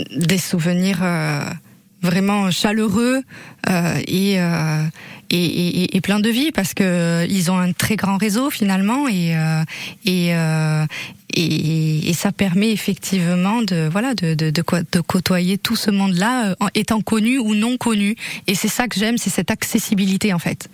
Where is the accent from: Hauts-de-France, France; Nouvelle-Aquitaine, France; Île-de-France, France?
Nouvelle-Aquitaine, France; Basque Country; also born or lived in Dax, Landes; je suis née euh, dans les Landes à Dax et j'ai passé la, la, une, la plupart de, de, mes années de vie, en tout cas, euh, ici au Pays Basque